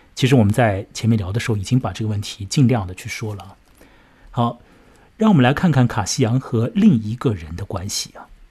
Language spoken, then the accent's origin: Chinese; China; 我们中国人